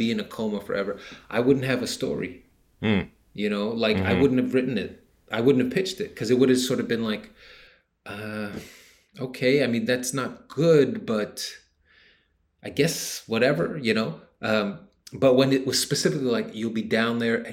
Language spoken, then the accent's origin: English; United States; I'm an American